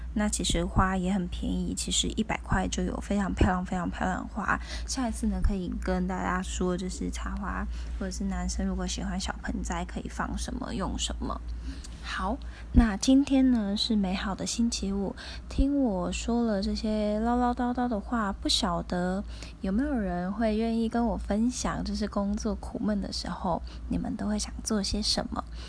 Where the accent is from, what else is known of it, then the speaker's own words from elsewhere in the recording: Tainan, Taiwan; 我是台南人